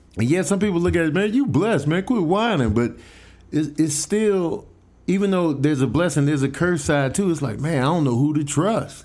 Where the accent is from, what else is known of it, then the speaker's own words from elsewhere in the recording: Chicago, Illinois, United States; now in Los Angeles, United States; I'm from Chicago